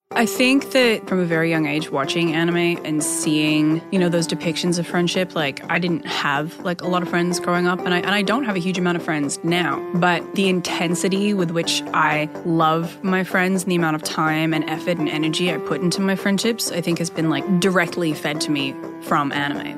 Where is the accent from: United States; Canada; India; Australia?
Australia; Perth, Western Australia; in my hometown